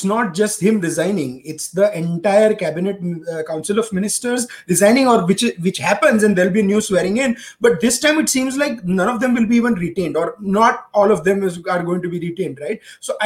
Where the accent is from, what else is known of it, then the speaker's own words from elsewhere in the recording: Ahmedabad, Gujarat, India; I am from Ahmedabad